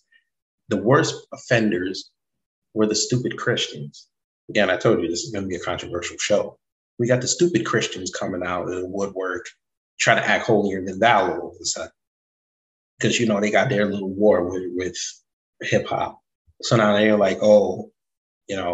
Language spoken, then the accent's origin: English; Jamaica; I'm Jamaican